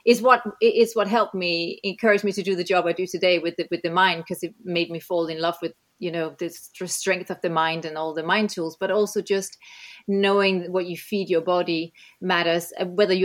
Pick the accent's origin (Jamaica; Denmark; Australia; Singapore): Denmark; moved away; also born or lived in New Zealand / England; I grew up in Denmark